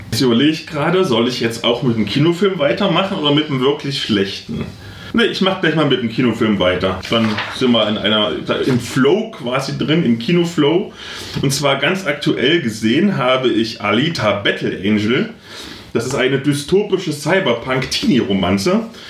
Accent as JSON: {"language": "German", "town": "Halle", "region": "Saxony-Anhalt", "country": "Germany", "said": "wo ich herkomme, in Halle aus dem Ghetto"}